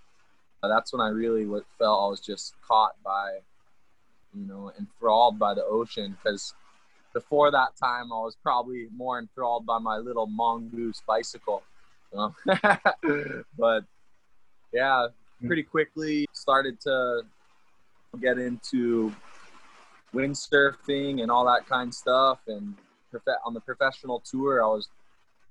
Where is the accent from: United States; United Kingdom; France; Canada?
United States; Kahana, Hawaii; I grew up here on West Maui over in Kahana.